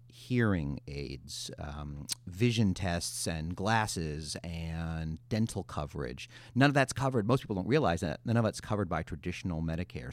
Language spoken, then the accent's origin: English; Chicago, Illinois, United States; I grew up in Chicago in the eighties